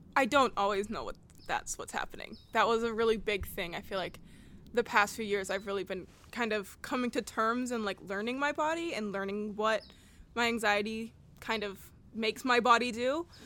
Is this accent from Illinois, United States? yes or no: no; Portland, Oregon, United States; also born or lived in Oakland, California; I spent a good chunk, probably first four years of my life here